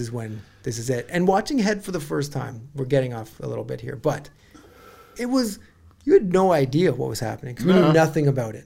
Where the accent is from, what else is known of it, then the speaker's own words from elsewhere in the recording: Welland, Ontario, Canada; There was a team from my hometown, the Welland Pirates